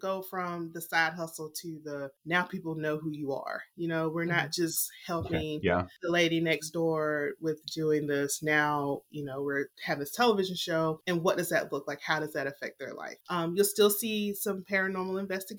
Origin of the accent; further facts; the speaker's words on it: the South, United States; I'm from the South